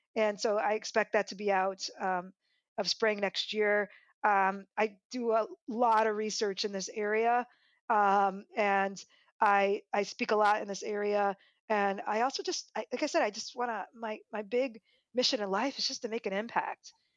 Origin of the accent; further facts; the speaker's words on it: Des Moines, Iowa, United States; I'm from Des Moines, Iowa